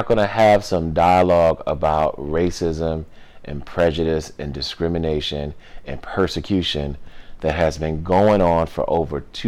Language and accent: English; New York, United States; I grew up in New York